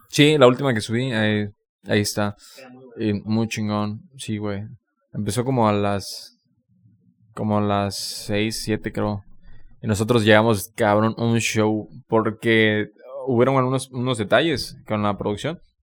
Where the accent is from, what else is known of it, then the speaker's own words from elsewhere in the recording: Campeche, Mexico; moved away as an adult; also born or lived in Mérida; yo cuando me fui de Campeche hace cinco años